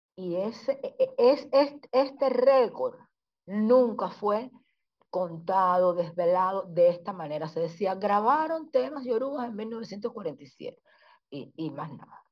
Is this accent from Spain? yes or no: no; Cuba; yo soy mujer, soy negra, soy cubana